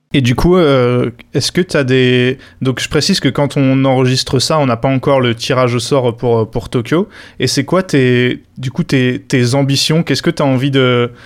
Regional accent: France; en tant que Français

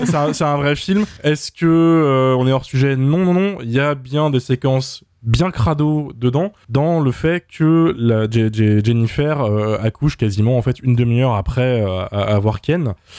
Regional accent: France; first language French

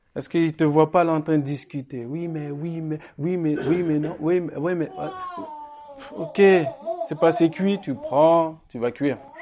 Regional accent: Sens, Bourgogne-Franche-Comté, France; quand j'étais petit euh, à Sens

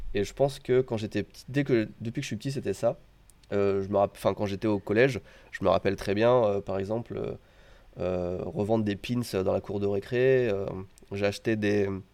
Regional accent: France; moved away as an adult; now in Japan; suis français au Japon

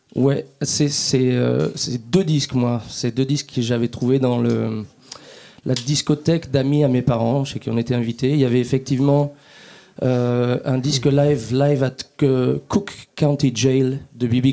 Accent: France; on est français

